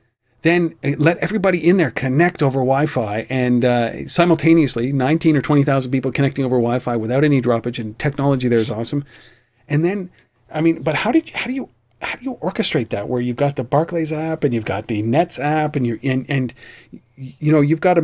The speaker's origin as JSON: {"language": "English", "country": "Canada", "said": "And to the point where I'm a Canadian, and I say, like, you know what, I don't even need to go to a hockey game"}